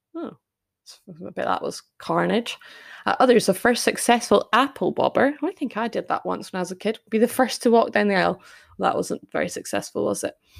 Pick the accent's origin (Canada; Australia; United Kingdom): United Kingdom; Scots, Scotland; accent: Scottish; hopefully I don't butcher my Scots too much and put my family to shame. And uh, maybe you can hear my accent more than normal